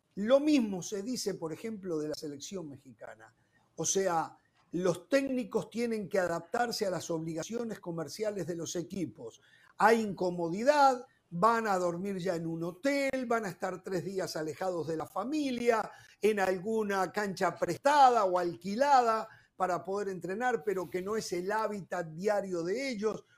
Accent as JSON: {"language": "Spanish", "country": "Uruguay", "said": "como uruguayo"}